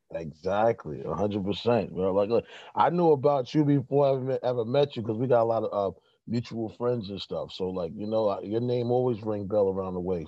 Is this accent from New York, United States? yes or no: yes; New York City, New York, United States; also born or lived in the South (family); now in Brooklyn, United States; I'm reporting from Brooklyn, but I'm from Corona, Queens